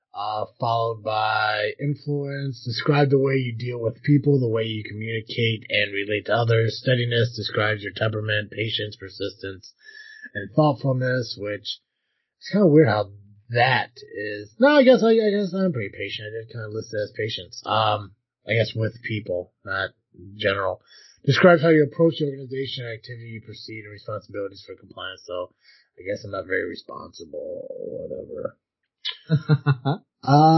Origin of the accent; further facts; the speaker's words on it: United States; I am from the United States